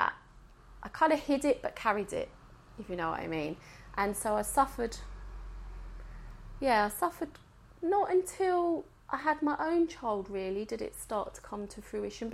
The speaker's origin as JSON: {"language": "English", "region": "England", "country": "United Kingdom", "tie": "born or raised there", "said": "I was born in England"}